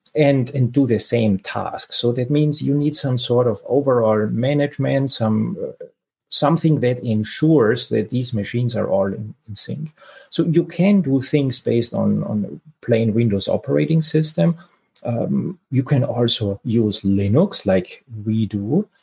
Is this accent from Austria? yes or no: yes; Austria; moved away as an adult; now in San Francisco Bay Area, United States; I'm originally from Austria, but have been living in the San Francisco Bay Area for for quite a while